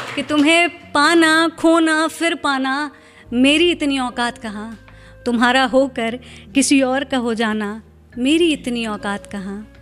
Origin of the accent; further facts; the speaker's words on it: Lucknow, Uttar Pradesh, India; moved away as an adult; मैं लखनऊ से हूँ